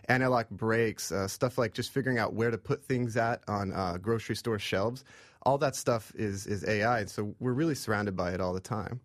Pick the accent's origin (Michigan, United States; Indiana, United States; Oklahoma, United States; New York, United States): Oklahoma, United States; I grew up in Oklahoma, uh, in, in the Cherokee Nation